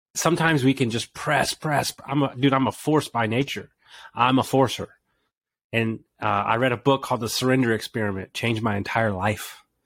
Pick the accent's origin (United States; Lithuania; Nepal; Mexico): United States; Houston, Texas; I grew up in Houston, Texas